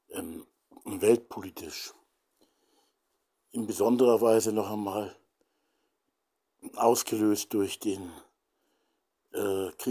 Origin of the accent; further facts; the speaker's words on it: Hamburg, Germany; born there; die Bomben auf meine Geburtsstadt Hamburg